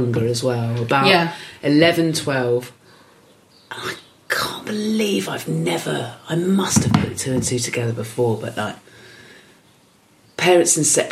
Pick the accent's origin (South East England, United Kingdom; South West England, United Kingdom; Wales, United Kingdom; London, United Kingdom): South West England, United Kingdom; Swanage; this little town, Swanage, where I grew up in Dorset